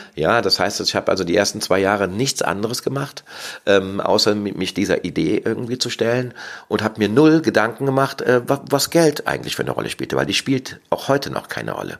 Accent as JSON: {"language": "German", "town": "Cologne", "region": "North Rhine-Westphalia", "country": "Germany", "said": "Ich bin aus Köln und lebe auch in Köln"}